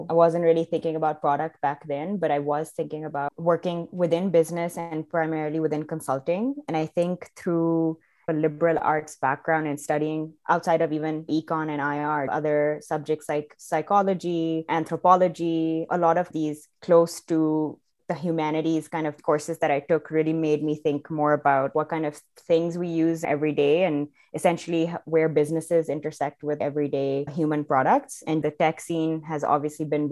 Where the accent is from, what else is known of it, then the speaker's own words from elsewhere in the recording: Pakistan; moved away as an adult; also born or lived in Providence, United States; now in Canada; I'm originally from Pakistan. That's where I grew up until I was 18, left for college to the US, did 4 years there in Providence, and then eventually ended up in Canada.